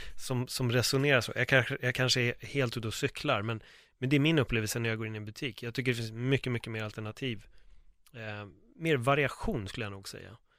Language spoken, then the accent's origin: Swedish; Sweden; Jag är uppvuxen i Örnsberg